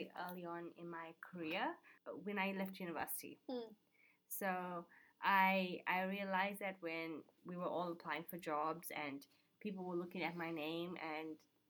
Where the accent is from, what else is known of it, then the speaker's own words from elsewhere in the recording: South Africa; Yes. And I'm like, what is that supposed to mean?